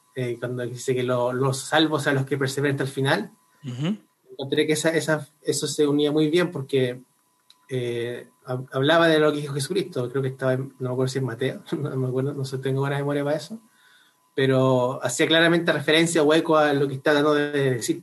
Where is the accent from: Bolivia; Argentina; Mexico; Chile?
Chile; Concepción, Biobío; moved away as an adult; now in Santiago, Chile; yo soy oriundo de Concepción